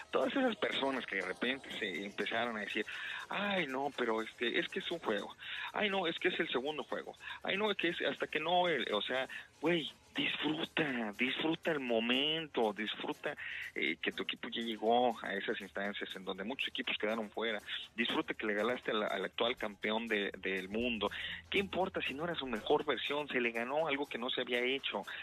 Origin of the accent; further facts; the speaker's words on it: Mexico; now in Houston, United States; Uno como mexicano que tiene sus raíces